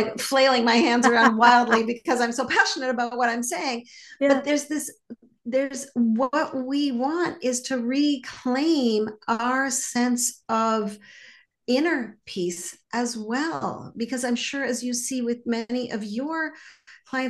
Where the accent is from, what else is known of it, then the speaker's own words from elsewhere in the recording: Montreal, Quebec, Canada; And I grew up in Montreal and I learned French growing up